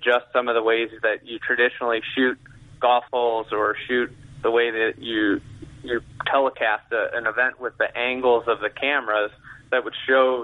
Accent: Lake Bluff, Illinois, United States; born or raised there

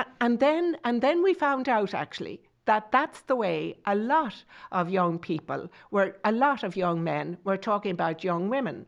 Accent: Tipperary, Munster, Ireland

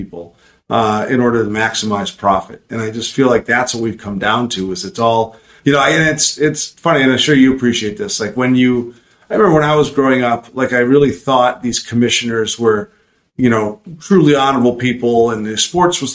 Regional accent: Chicago, Illinois, United States; I grew up in Chicago

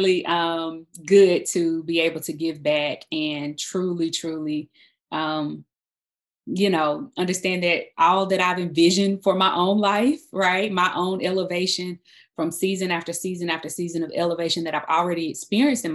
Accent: South Carolina, United States; moved away as an adult; now in Atlanta, United States; So I am originally from South Carolina. I am the oldest daughter of a single parent mom. So I grew up in a town

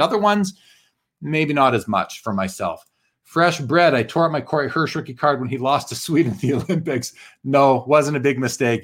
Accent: Calgary, Alberta, Canada; my hometown Flames

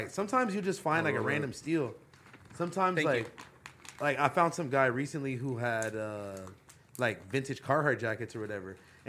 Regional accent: West Coast, United States; we're from the West Coast

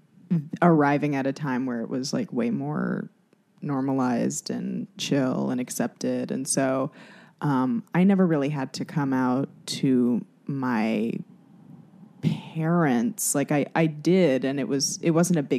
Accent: Los Angeles, California, United States; I'm from Los Angeles.

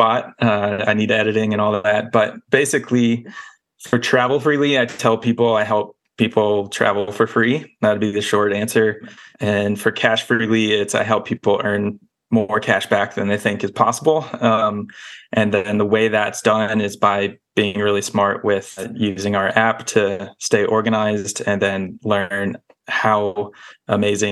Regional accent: Nashville, Tennessee, United States; I grew up in Nashville, Tennessee, listening to Dave Ramsey in middle school

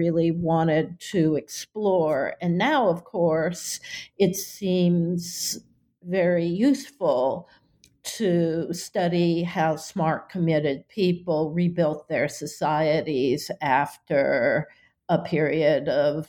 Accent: Boston, Massachusetts, United States; also born or lived in California; I grew up when I was young in California, but then mainly in Boston.

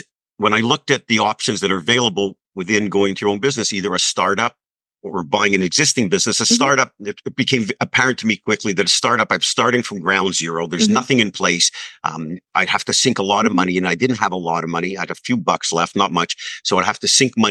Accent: Montreal, Quebec, Canada; I grew up in Montreal

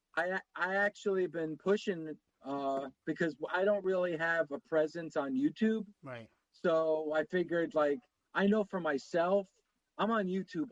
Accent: New Jersey, United States; my brother grew up a Devils fan, obviously, because we're from Jersey

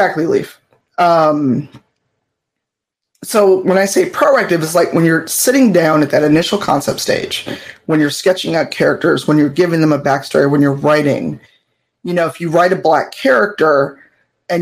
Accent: United States; an American-bred U.S. person

